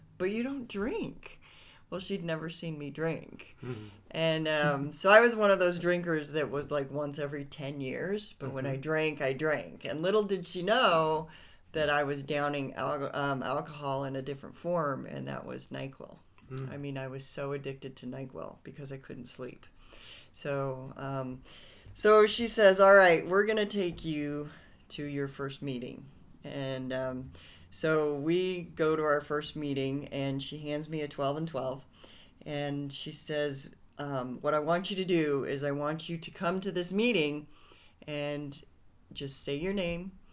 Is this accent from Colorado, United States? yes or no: yes; Boulder, Colorado, United States; I am from Boulder